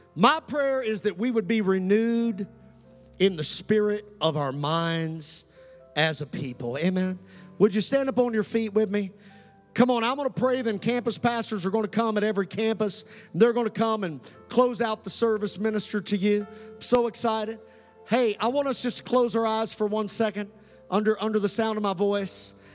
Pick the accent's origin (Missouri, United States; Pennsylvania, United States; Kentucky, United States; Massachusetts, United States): Kentucky, United States; Western; also born or lived in Colorado; This kid who grew up right here in Western Kentucky, Commonwealth of Kentucky